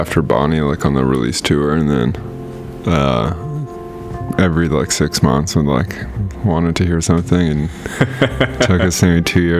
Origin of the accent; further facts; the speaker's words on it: Medicine Hat, Alberta, Canada; moved away; we're from Medicine Hat originally.